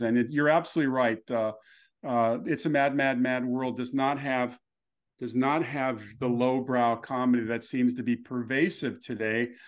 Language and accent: English; Los Angeles, California, United States; growing up in Los Angeles